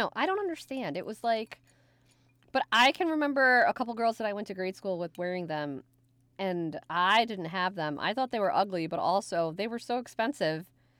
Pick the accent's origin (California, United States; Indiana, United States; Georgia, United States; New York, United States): New York, United States; New York City; I grew up in the Bronx?